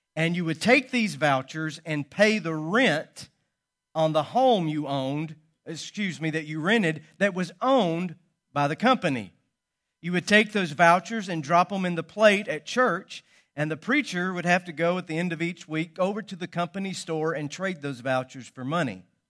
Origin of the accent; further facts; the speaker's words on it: Calhoun, Georgia, United States; what once was the Echoda cotton mill in my hometown. It was built a hundred and ten years ago on the north side of Calhoun, Georgia